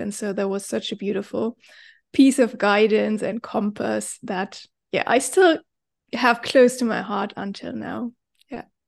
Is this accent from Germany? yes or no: yes; Germany; moved away as an adult; now in Bali, Indonesia; I am originally from Germany